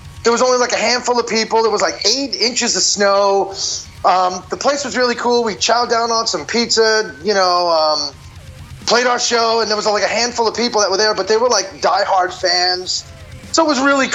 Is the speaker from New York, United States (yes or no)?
yes; Long Island, New York, United States; moved away as an adult; also born or lived in California; now in Texas, United States; I was born in New York City and raised in Long Island, and then I moved out to California like 10 years ago